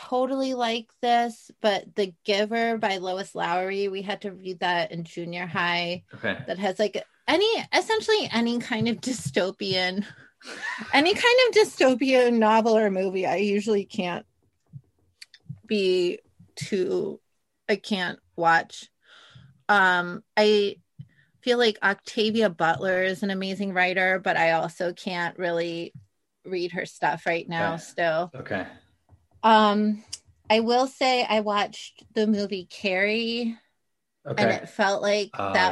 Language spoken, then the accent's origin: English; South Korea; moved away; it kind of reminded me of growing up in Korea